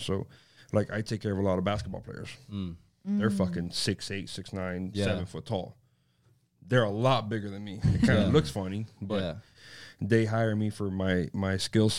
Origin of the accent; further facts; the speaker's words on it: Miami, Florida, United States; Born and raised in South Miami